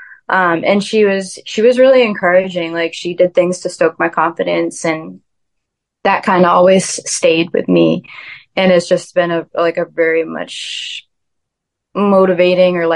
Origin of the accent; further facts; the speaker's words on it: 20 minutes north of Boston, Massachusetts, United States; also born or lived in Ann Arbor, Michigan; now in Nashville, United States; I grew up in Massachusetts. And I would always go to the beach with my friends. Grew up 20 minutes north of Boston